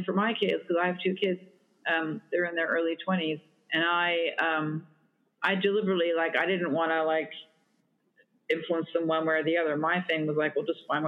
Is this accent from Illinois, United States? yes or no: no; New York, United States; I'm from New York